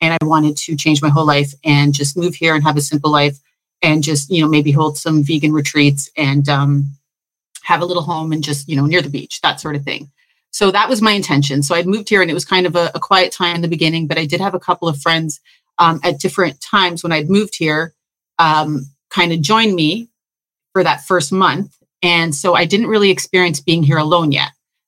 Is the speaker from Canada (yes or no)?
yes; Toronto, Ontario, Canada; now in Belize; I came from Toronto I won't get into all the realizations and the awakenings I had there